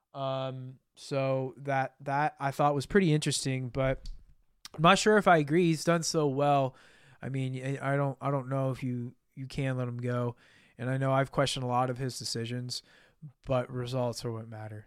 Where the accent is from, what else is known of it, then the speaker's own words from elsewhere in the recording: United States; as an American